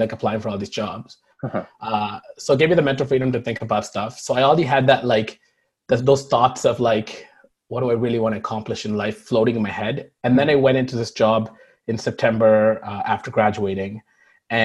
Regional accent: Toronto, Ontario, Canada; English is a second language; also born or lived in Markham; I immigrated here when I was 7 or 8

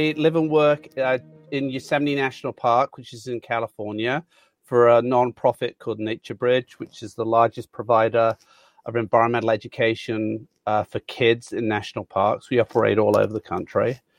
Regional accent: Handsworth, West Midlands, United Kingdom; I'm a very proud Brummie. I was born in Handsworth.

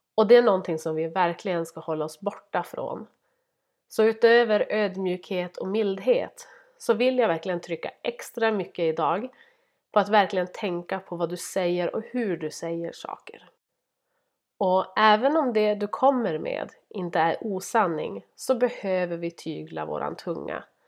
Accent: Norrland, Sweden; jag är norrlänning

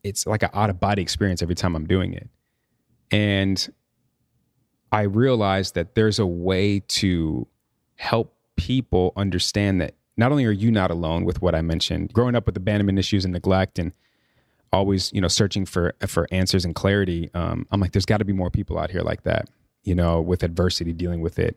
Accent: Chicago, Illinois, United States; also born or lived in New York; now in Los Angeles, United States; I'm from Chicago, born and raised.

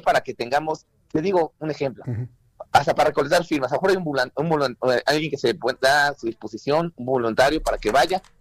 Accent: Mexico; nos sumemos como mexicanos responsables

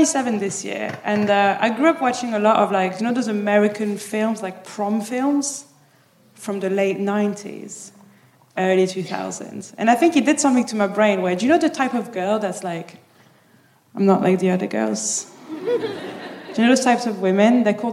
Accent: Paris, Île-de-France, France; moved away as an adult; now in Birmingham, United Kingdom; I'm from Paris.

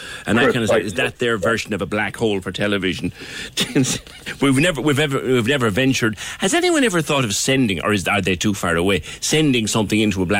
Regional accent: United Kingdom; I'm British. Married an Irishman.

